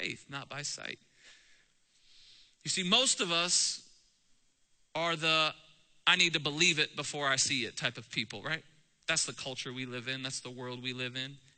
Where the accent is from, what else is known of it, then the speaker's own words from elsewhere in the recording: Columbus, Ohio, United States; In Ohio, we're from Columbus, Central Ohio